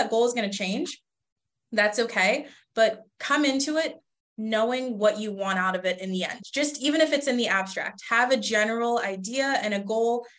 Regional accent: Rochester, New York, United States; moved away as an adult; now in Buffalo, United States; Rochester, like you said earlier, that's my hometown

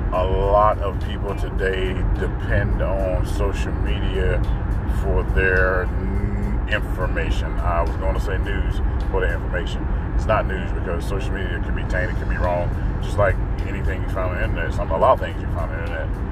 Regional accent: North Carolina, United States; I grew up in North Carolina

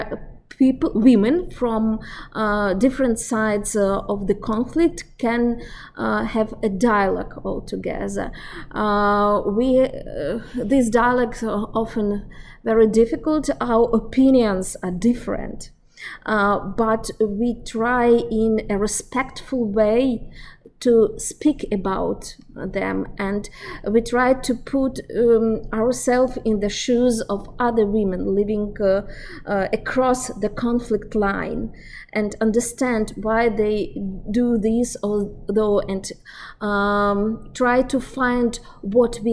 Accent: Ukraine; I'm from Ukraine

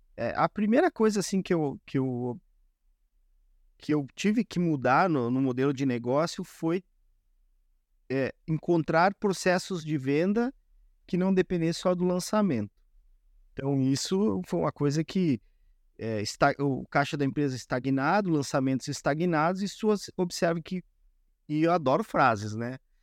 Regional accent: Rio Grande do Sul, Brazil; Como gaúcho, todos os dias, duas vezes por dia, é chimarrão direto

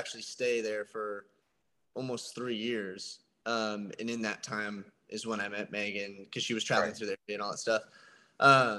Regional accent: Sierra Vista, Arizona, United States; my hometown of Sierra Vista.

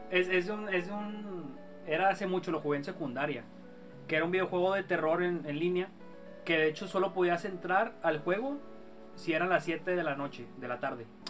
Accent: Nuevo León, Mexico; Somos de, de Nuevo León. Y aquí un municipio

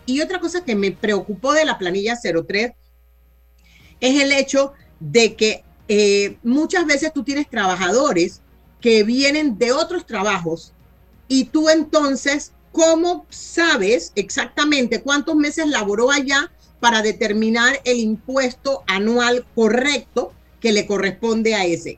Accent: Panama; como panameños

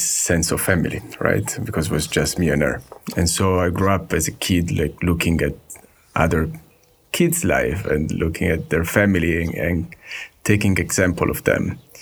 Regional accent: Sanremo, Liguria, Italy; I was born in Italy in a little town called Sanremo.

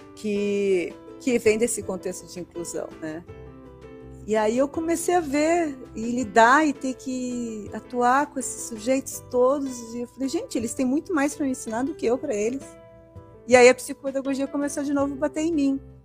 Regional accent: Rio Grande do Sul, Brazil; moved away; eu sou do Rio Grande do Sul

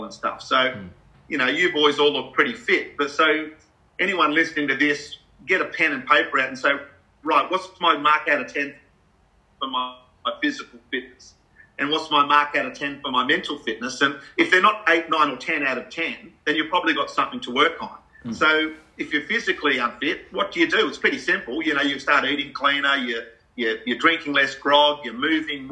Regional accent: Australia; being an Aussie bloke.

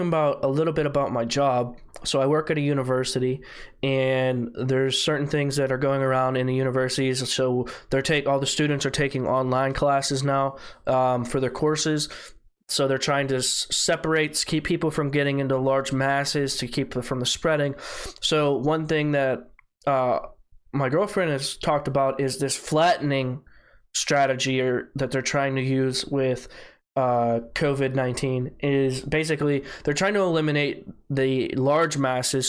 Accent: United States; I'm American

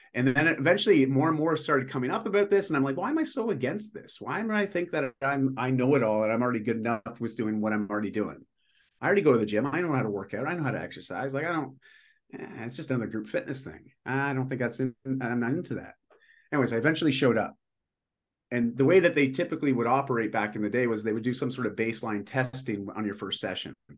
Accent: just outside of Toronto, Ontario, Canada; moved away as an adult; now in Vancouver, Canada; I'm in Vancouver now, and uh, but I grew up in Ontario

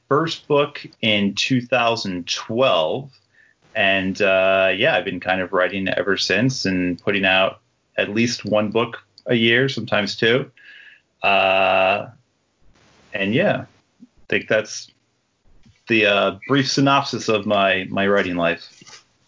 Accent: Toms River, New Jersey, United States; I grew up in Toms River, New Jersey, which is right on the Jersey Shore

